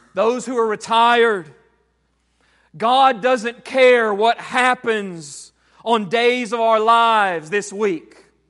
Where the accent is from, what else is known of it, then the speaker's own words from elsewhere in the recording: United States; we, as American Christians